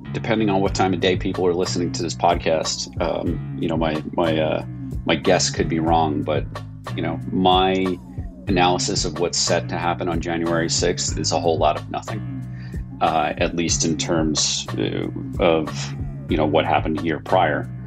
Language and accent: English; New York, United States; as a New Yorker who experienced 9 11 from you know, 20 miles away